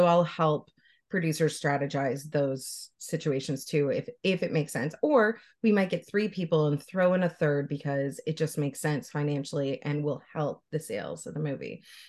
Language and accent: English; Canada; I'm Canadian, I live in Ontario.